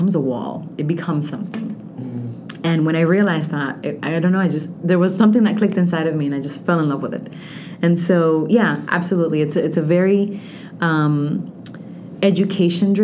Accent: Orlando, Florida, United States; English is a second language; also born or lived in Dominican Republic; now in South Florida, United States; I actually went to school in Central Florida because I'm from Orlando

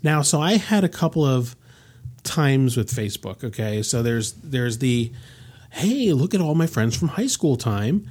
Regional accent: United States; I'm born in this country, I'm an American

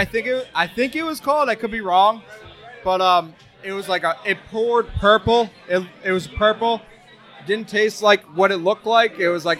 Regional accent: New Jersey, United States; I'm from New Jersey.

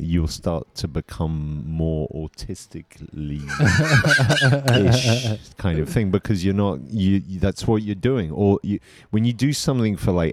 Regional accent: England, United Kingdom; moved away as an adult; now in Switzerland; I grew up in England

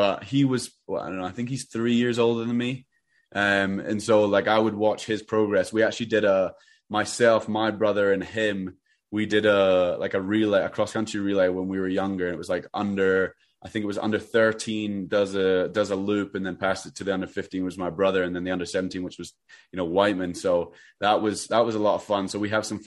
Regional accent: Edinburgh, Scotland, United Kingdom; moved away as an adult; also born or lived in Albuquerque, New Mexico; I grew up in Edinburgh

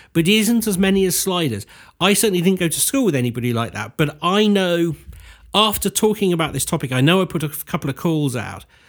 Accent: United Kingdom; we do as British people

